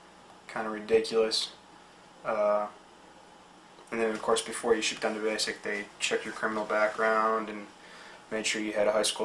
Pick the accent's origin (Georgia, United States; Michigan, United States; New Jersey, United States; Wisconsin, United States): Michigan, United States; Boyne City; moved away as an adult; also born or lived in Petoskey, Michigan; now in Fayetteville, United States; I was born in Petoskey, Michigan. I grew up just down the road in Boyne City. I graduated high school there in 2002.